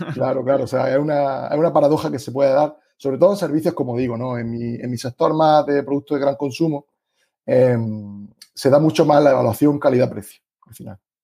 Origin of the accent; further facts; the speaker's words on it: Granada, Andalusia, Spain; accent: Andalusian; tengo un acento un poco especial por ser de, Andalucía y Granada en concreto